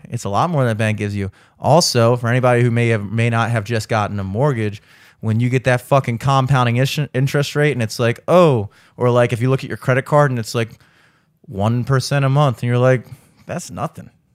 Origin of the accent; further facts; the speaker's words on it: the South, United States; I'm from the South